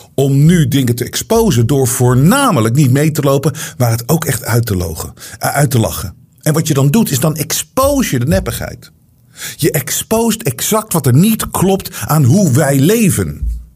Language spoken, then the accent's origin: Dutch; Netherlands; ik denk zelf opgroeiend ook in Nederland